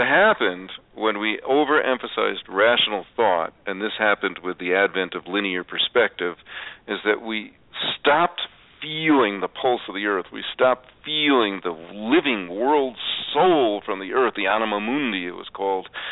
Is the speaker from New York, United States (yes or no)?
yes; New York, United States; I was raised in New York